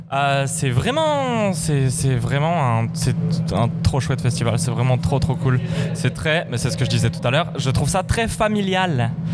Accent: France; je suis français

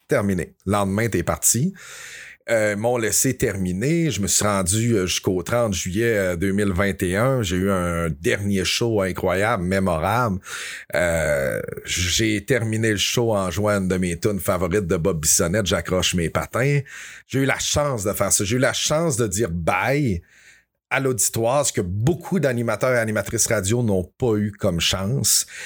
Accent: Dolbeau-Mistassini, Quebec, Canada; je suis un gars qui vient de Dolbeau. Je viens de Dolbeau-Mistassini, dans le haut du lac Saint-Jean

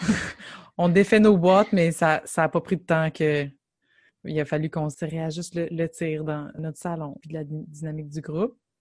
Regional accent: Gatineau, Quebec, Canada; on vient de Gatineau

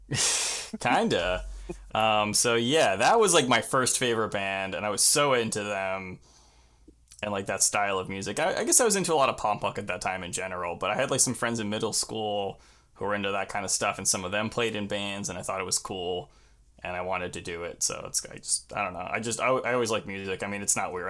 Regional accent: Long Island, New York, United States; also born or lived in Queens, New York; I grew up on Long Island, so it's the suburbs, um, like, east of the city.

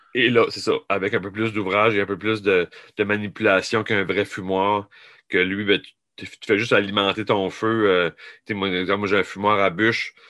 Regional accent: New Brunswick, Canada; je viens du Nouveau-Brunswick

